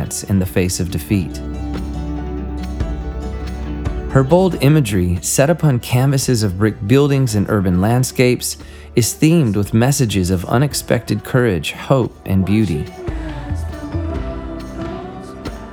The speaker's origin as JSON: {"language": "English", "region": "the South", "country": "United States", "said": "I'm from the South here in America"}